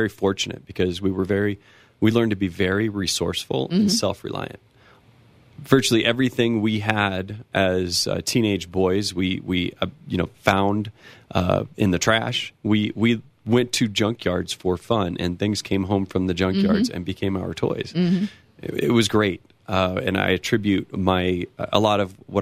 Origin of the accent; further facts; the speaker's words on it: small town outside Los Angeles, California, United States; now in Colorado, United States; I come from a small town in California, right outside of Los Angeles.